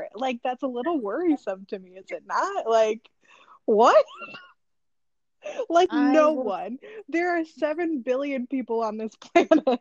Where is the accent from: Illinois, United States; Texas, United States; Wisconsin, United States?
Texas, United States; San Antonio; also born or lived in Atlanta, Georgia; now in Nashville, United States; we're from San Antonio, but I actually currently live in Nashville, Tennessee